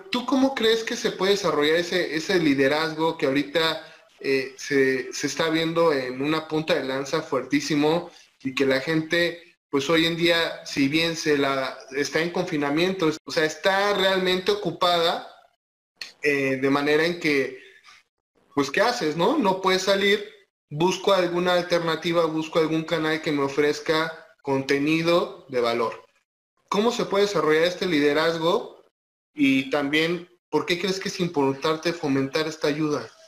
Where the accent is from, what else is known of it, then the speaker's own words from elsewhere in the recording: Mexico; no solamente nosotros como mexicanos tenemos que tomar en cuenta, sino es un mensaje a nivel mundial de solidaridad